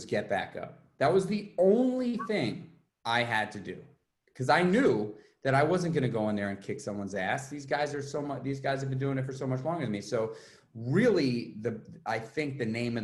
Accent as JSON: {"language": "English", "town": "New York City", "region": "New York", "country": "United States", "tie": "born or raised there", "moved": "as an adult", "lives_now": "Ghent, United States", "said": "I grew up in New York City"}